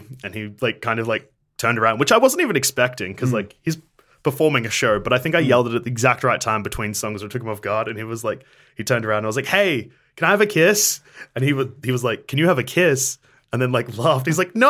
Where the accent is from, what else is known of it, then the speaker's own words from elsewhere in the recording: Bendigo, Victoria, Australia; we're from Bendigo.